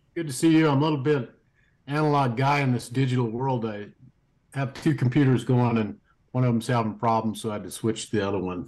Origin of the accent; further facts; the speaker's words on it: United States; us as American citizens